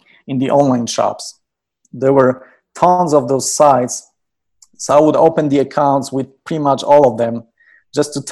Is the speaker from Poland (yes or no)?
yes; Poland; moved away as an adult; I was born and raised in Poland